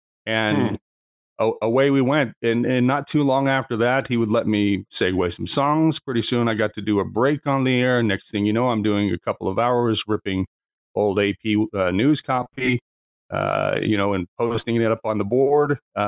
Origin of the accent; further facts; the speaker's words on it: Lakeport, California, United States; now in Medford, United States; I grew up in a small town in Northern California, Lakeport, in a resort community a couple of hours north of San Francisco.